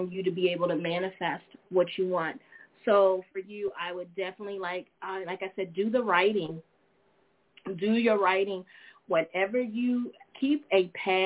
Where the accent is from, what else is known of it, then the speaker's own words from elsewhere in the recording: United States; I'm actually just born here in America, ladies and gentlemen. I am. I am an American.